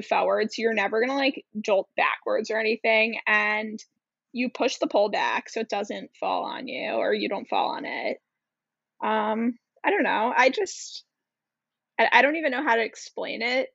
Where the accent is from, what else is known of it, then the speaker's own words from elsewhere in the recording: Cold Spring Harbor, New York, United States; I grew up, and I'm from Cold Spring Harbor